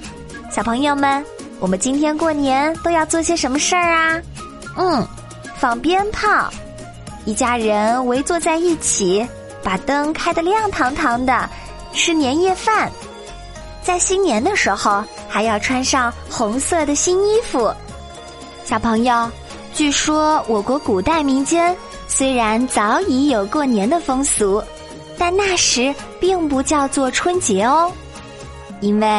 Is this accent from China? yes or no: yes; China; 可以说是我们中国人一年一度的狂欢节和永远的精神支柱